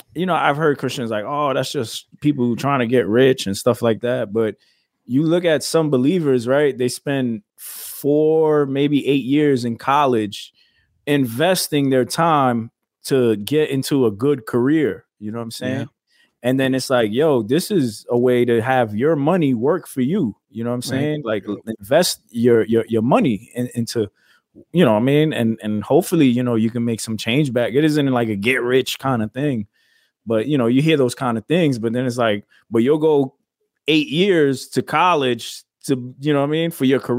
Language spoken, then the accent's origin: English; New York City, New York, United States; moved away; I was born and raised in the Bronx.